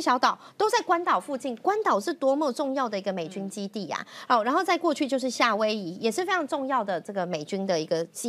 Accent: Taiwan; 对我们台湾人来讲

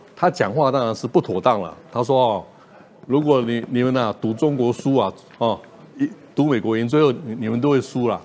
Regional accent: Taiwan; 我们台湾人

